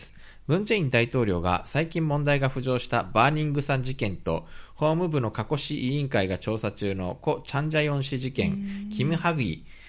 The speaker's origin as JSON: {"language": "Japanese", "country": "Japan", "tie": "born or raised there", "also_born_or_lived": "South Korea", "said": "日本生まれ韓国在住経験あり、仕事でたまに聞きしている日本人"}